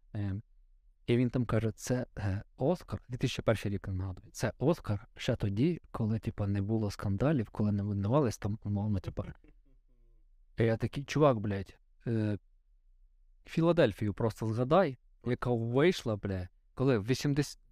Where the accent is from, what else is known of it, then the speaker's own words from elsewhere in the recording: Vinnytsia Oblast, Ukraine; Я в селі виріс в Вінницькій області